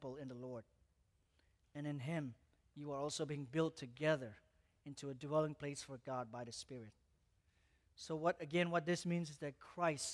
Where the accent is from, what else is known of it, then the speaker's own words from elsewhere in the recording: Malaysia; moved away; I was born in Malaysia, and I grew up in Malaysia.